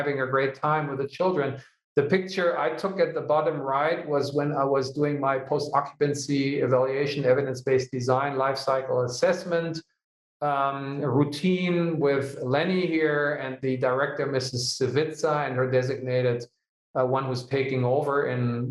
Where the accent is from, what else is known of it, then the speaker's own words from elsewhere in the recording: Hanover, Lower Saxony, Germany; it's my hometown